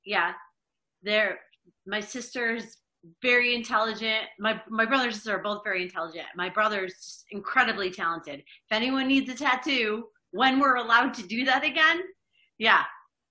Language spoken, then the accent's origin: English; Rochester, New York, United States; moved away as an adult; also born or lived in Buffalo, New York / Albany, New York; Rochester, New York is where I'm originally from